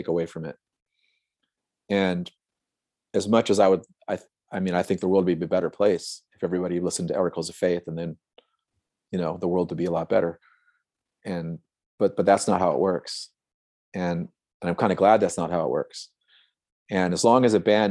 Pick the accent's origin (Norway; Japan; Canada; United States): United States; Santa Cruz, California; I'm from Santa Cruz, which has always been like a super liberal hippie kind of town